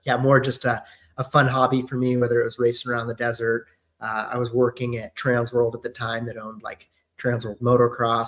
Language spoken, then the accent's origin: English; San Clemente, California, United States; Born and raised in San Clemente